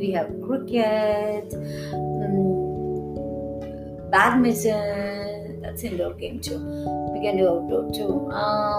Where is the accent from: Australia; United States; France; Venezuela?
France; now in India; I'm coming from France.